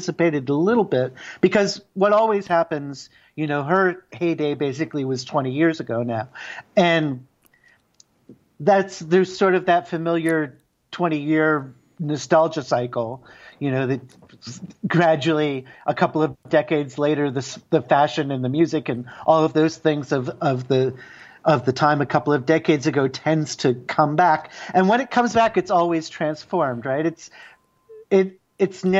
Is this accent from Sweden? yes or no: no; Canada; also born or lived in Montreal; as an English Canadian